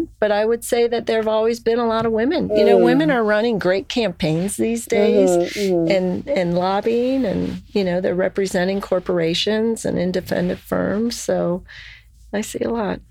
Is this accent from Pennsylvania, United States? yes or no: no; Lima, Ohio, United States; people that I grew up with in Lima